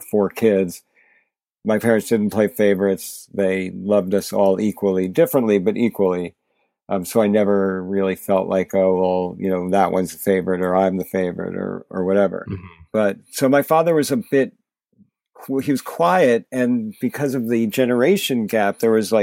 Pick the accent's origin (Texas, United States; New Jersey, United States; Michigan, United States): New Jersey, United States; also born or lived in New York; now in New York City, United States; I'm a New Yorker. Was born in New York. Grew up in New Jersey